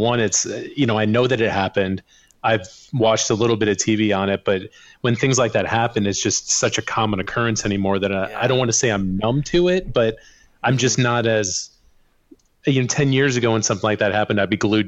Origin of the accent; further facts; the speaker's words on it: Mississippi River near Rock River, near Moline, Illinois, United States; I grew up right on the Mississippi River